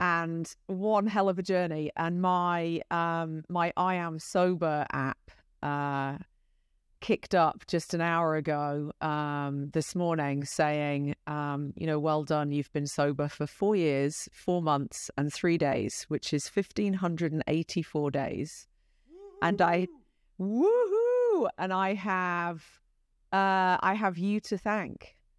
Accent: United Kingdom; accent: British; moved away as an adult; now in United States; my British accent

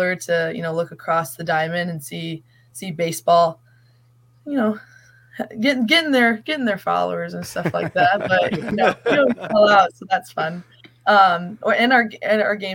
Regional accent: Chicago suburbs, Illinois, United States; moved away as an adult; I'm from like Chicago suburbs.

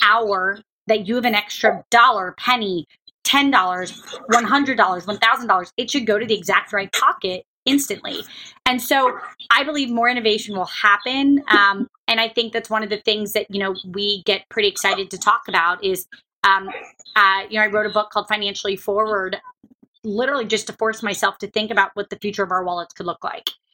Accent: Jacksonville, Florida, United States; moved away; also born or lived in Kentucky; I grew up in Jacksonville, Florida. I was born in Kentucky. I grew up in Jacksonville, Florida.

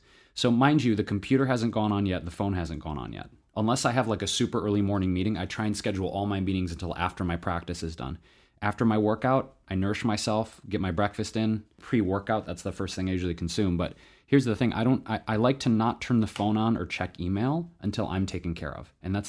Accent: Detroit, Michigan, United States; I was born and raised actually in Southwest Detroit.

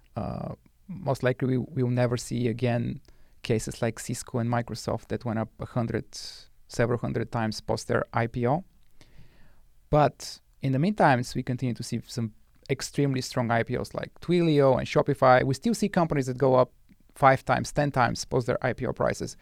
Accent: Bulgaria; moved away as an adult; now in United States; I was born and raised in Bulgaria

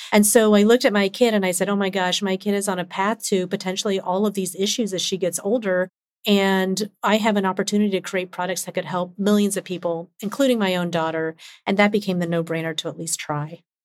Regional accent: Atlanta, Georgia, United States; I grew up in Atlanta

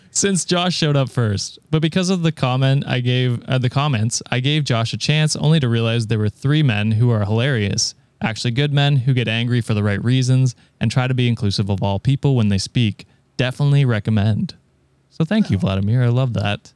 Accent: Canada; I'm Canadian

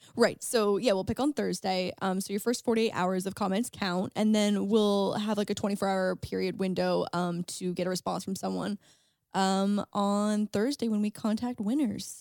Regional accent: St. Catharines, Ontario, Canada; moved away; Saint Catharines, my hometown

